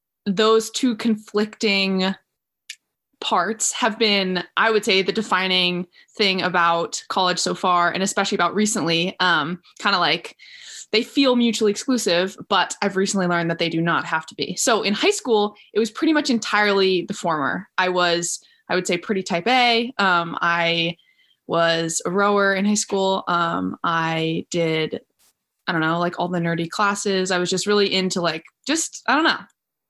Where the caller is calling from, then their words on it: San Anselmo, California, United States; I'm calling from San Anselmo, which is about 45 minutes north of San Francisco.